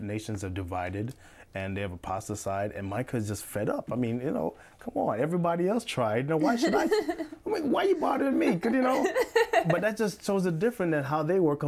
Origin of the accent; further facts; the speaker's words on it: New York, United States; I'm from New York